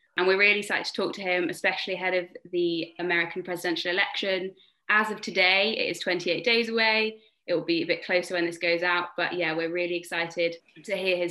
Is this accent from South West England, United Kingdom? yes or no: yes; Tewkesbury, South West England, United Kingdom; moved away as an adult; now in London, United Kingdom; I am from Gloucestershire, specifically from the wonderful town of Tewkesbury